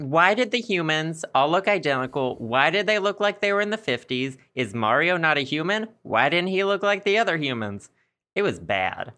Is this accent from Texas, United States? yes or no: no; Arkansas, United States; accent: Southern; also born or lived in Philadelphia, United States; my especially Southern accent